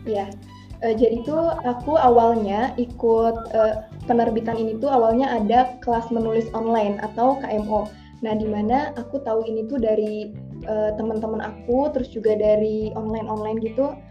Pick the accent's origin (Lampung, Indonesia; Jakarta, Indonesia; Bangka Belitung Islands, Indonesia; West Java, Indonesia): West Java, Indonesia; Kuningan; Aku dari Kuningan, Jawa Barat asalnya